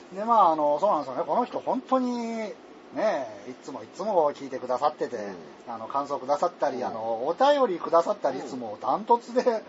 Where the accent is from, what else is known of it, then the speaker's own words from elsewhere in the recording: Tohoku, Japan; accent: Tohoku dialect; moved away; also born or lived in Kansai; 俺はベースが東北弁なんで